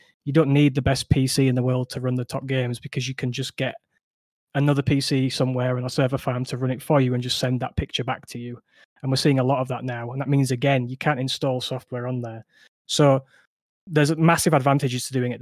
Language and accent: English; Yorkshire and the Humber, United Kingdom; I'm from Yorkshire. might come through on the accent